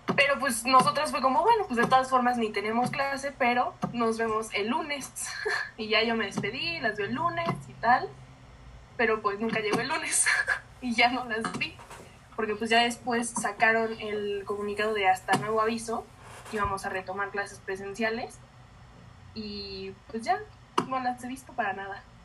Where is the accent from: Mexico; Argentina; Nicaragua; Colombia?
Mexico